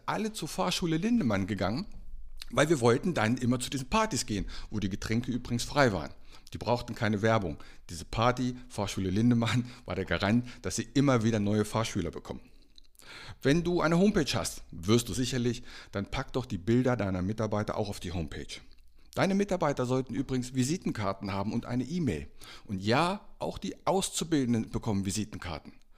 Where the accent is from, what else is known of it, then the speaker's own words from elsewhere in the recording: Einbeck, Lower Saxony, Germany; als ich aufgewachsen bin in meiner Heimatstadt in Einbeck, das liegt zwischen Göttingen und Hannover